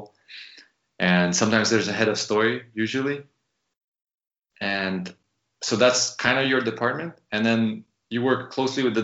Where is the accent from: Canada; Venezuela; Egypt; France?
Canada; moved away as an adult; also born or lived in San Francisco; when you're in the States as a, you know, as a Canadian, you're working on a visa